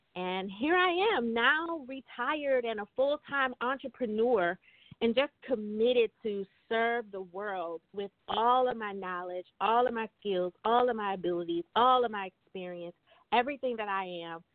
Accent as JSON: {"language": "English", "town": "Baton Rouge", "region": "Louisiana", "country": "United States", "tie": "born or raised there", "moved": "as an adult", "lives_now": "Richmond, United States", "said": "I am originally from Baton Rouge, Louisiana"}